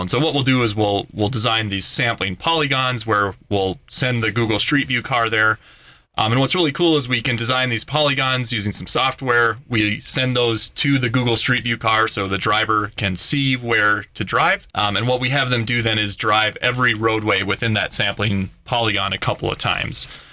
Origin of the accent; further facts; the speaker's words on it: Minnesota, United States; moved away as an adult; now in Colorado, United States; I actually grew up on a dairy farm in Minnesota